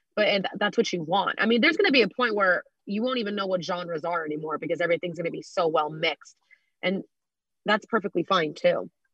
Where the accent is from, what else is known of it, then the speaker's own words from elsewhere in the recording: New York, United States; I'm a New Yorker myself.